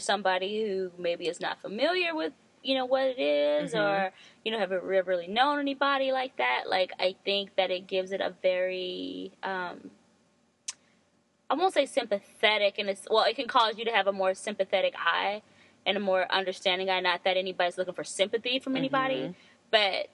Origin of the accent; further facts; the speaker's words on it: the Bay Area, California, United States; growing up in the Bay